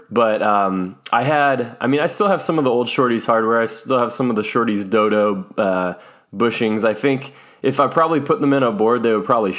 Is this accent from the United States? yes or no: yes; Tracy, California, United States; growing up in Tracy, California, I mean, we were very close to the Bay Area